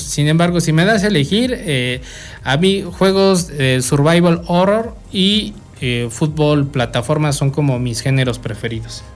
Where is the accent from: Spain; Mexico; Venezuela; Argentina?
Mexico; nosotros siendo mexicanos